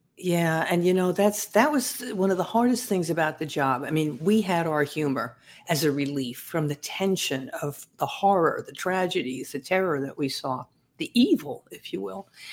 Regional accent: Massapequa Park, New York, United States; also born or lived in Brooklyn, New York; I was born in Brooklyn, but raised in Massapequa Park

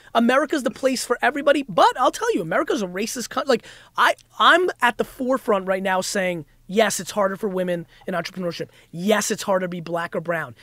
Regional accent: New Jersey, United States; also born or lived in Russia; I grew up in Jersey

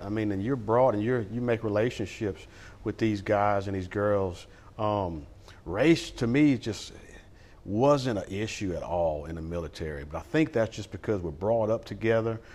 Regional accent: Lake Charles, Louisiana, United States; now in Sulphur, United States; we didn't grow up in Sulphur. We grew up in Lake Charles

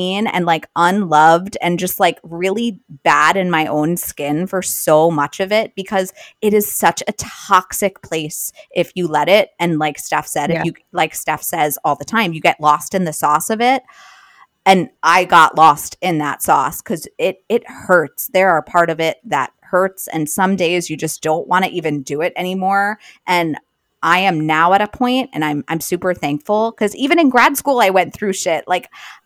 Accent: Long Island, New York, United States; I grew up on Long Island

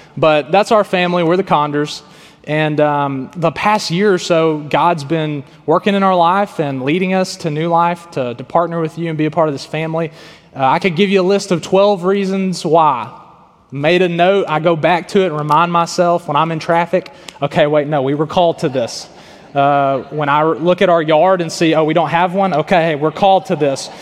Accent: Tyler, Texas, United States; moved away as an adult; also born or lived in Arkansas; I was born in Tyler, Texas, and faith, family, and football were some of my you know biggest priorities.

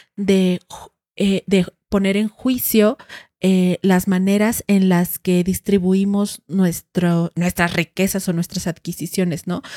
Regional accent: Huehuetán, Mexico; yo en el pueblo crecí viendo en Huehuetán eh, el pueblo

